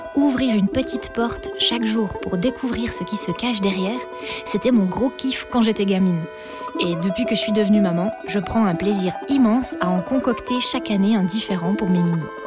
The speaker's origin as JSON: {"language": "French", "country": "Switzerland", "said": "je suis suisse"}